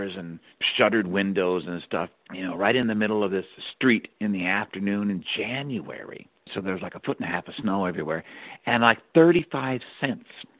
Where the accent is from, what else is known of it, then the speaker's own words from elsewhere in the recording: Cupertino, California, United States; moved away as an adult; also born or lived in Palo Alto, California / New York City / Ireland; now in Seattle, United States; I'm from California originally, born in Palo Alto, raised in Cupertino, which was a little addendum to San Jose in the lower Bay Area there